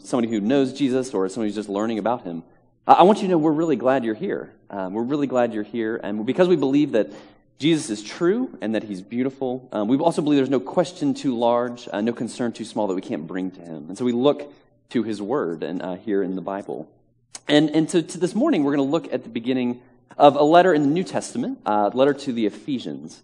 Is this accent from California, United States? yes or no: no; Virginia, United States; now in Manhattan, United States; I am originally from Virginia and very proud and happy Virginian as well